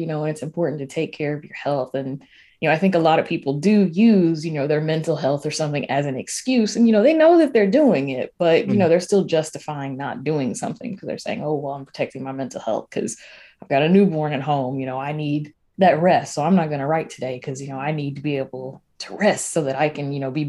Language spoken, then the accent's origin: English; the South, United States; You know, I grew up in the South.